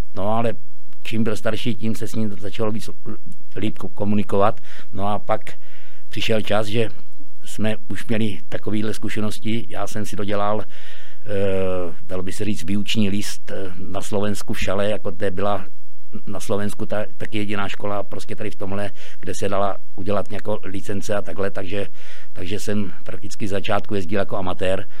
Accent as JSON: {"language": "Czech", "town": "Slopné", "region": "Zlín Region", "country": "Czechia", "tie": "born or raised there", "moved": "yes", "lives_now": "Chýše, Czech Republic", "said": "narodil jsem se ve Zlíně, ale, ale bydlel jsem ve vesnici Slopné"}